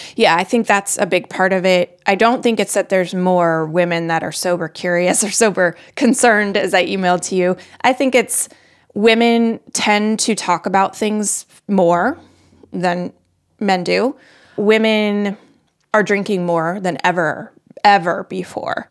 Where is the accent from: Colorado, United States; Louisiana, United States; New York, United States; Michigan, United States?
Colorado, United States; also born or lived in north of Boston, Massachusetts; now in Boston area, United States; I live just north of Boston. I'm from Colorado.